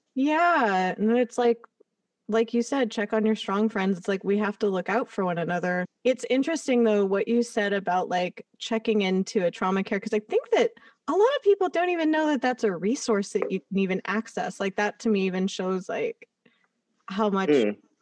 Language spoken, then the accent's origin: English; Los Angeles, California, United States; having grown up here, it's like I didn't have the perspective outside